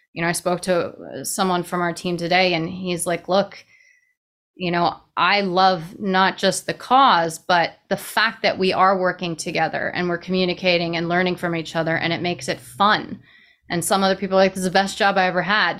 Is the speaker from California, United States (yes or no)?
no; New York City, New York, United States; I'm from New York City. Born and raised in, you know, the fastest paced location that there might even be.